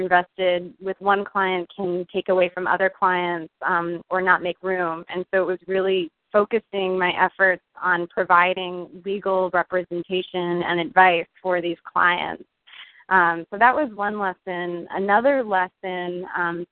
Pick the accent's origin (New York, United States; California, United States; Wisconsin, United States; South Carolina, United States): New York, United States; Westchester County; moved away as an adult; now in Washington, D.C., United States; I was born and raised in Westchester County, 45 minutes northwest of New York City